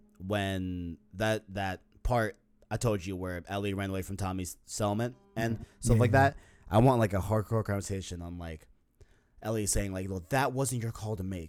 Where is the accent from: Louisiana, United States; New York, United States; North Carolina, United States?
New York, United States; New York City; I was born in Queens, New York